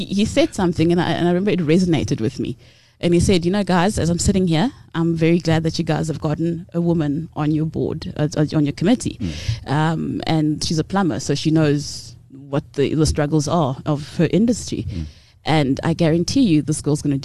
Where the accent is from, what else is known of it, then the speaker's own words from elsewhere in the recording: Cape Town, Western Cape, South Africa; moved away; also born or lived in Transkei / Butterworth; I'm from the Transkei originally. I know I don't sound like it. I grew up in Cape Town